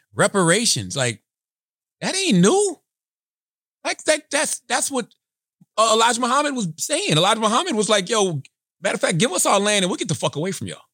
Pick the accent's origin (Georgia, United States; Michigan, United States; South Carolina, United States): South Carolina, United States; moved away as an adult; now in New York, United States; my experiences growing up in South Carolina in a rural area and also living in New York since two thousand six